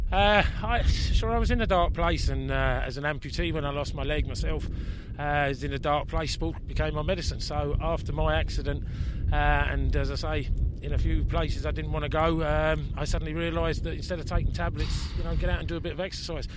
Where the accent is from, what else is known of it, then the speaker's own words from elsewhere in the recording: England, United Kingdom; now in Ireland; as an Englishman